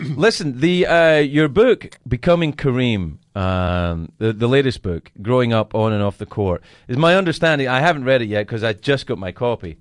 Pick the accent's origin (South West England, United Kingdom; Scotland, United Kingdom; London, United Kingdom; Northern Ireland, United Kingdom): Scotland, United Kingdom; Glasgow; I grew up in Glasgow